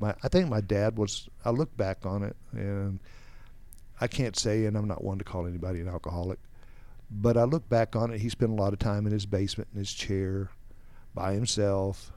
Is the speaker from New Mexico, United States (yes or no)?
yes; New Mexico, United States; also born or lived in Texas; I grew up in, uh, actually New Mexico, where we moved to from Texas.